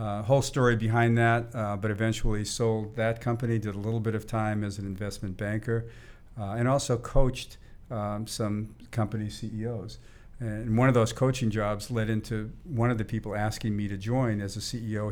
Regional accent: Boston, Massachusetts, United States; now in Silicon Valley, United States; I grew up in the in the Boston area

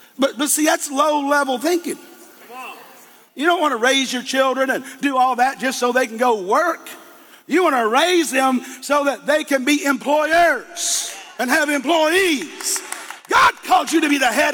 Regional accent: Eastern Kentucky, United States; I'm a hillbilly from Eastern Kentucky

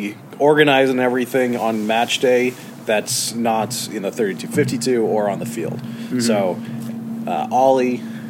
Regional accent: Irvine, California, United States; Yeah, so I'm from Irvine originally. {S0} Okay. {S4} So born and raised there, went to school at Chapman in Orange.

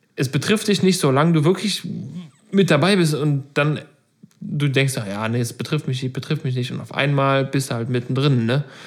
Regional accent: Meckenheim, North Rhine-Westphalia, Germany; Ich komme ja bekanntermaßen aus Meckenheim

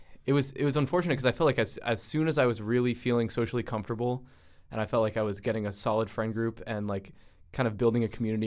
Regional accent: Providence, Rhode Island, United States; as Logan just introduced me as. I was born and raised in Providence, Rhode Island.

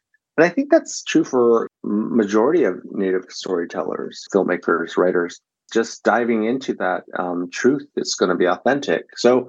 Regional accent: San Diego, California, United States; Growing up in San Diego was a pretty crazy but fun experience. People thought I was Vietnamese, people thought I was Filipino, and also people thought I was Latino, and nobody knew of Native Americans living in the city.

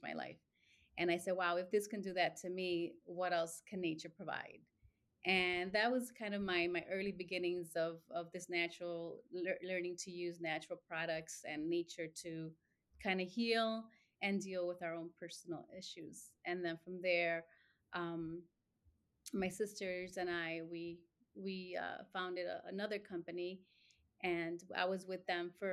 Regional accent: Chicago, Illinois, United States; also born or lived in Mexico; lived here all my life, grew up in Little Village

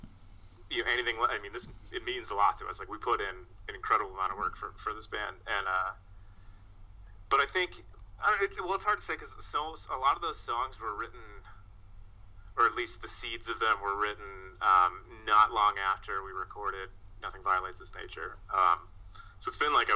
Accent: Massachusetts, United States; moved away as an adult; also born or lived in New York; We're all from Massachusetts originally

